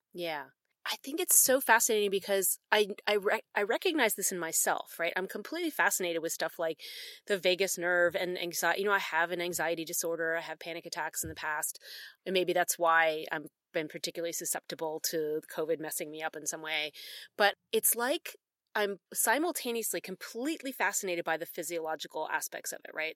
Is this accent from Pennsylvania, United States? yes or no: yes; Philadelphia, Pennsylvania, United States; moved away as an adult; also born or lived in the South; now in Canada; especially being from Philadelphia